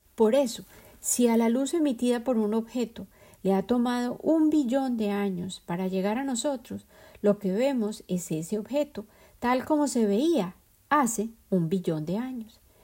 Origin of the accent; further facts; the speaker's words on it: Colombia; moved away; El ajiaco es el plato típico de la capital de mi país de origen, Colombia